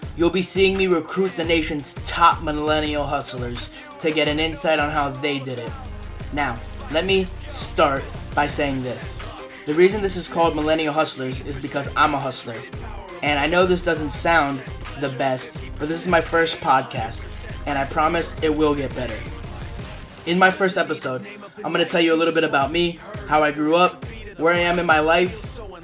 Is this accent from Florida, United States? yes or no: yes; Coral Springs, Florida, United States; I was born in Coral Springs, Florida